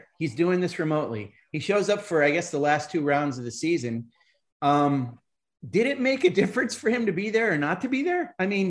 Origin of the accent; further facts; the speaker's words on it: in America, New York, United States; John grew up right across the St. Lawrence River from me, so I had to throw that in there. He was in Kingston. I was on the other side in America. We watched the same TV stations in Canada.